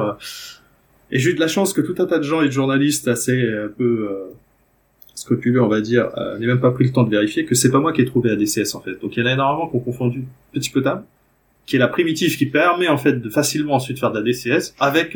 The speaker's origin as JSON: {"language": "French", "country": "France", "moved": "yes", "said": "je suis français au départ"}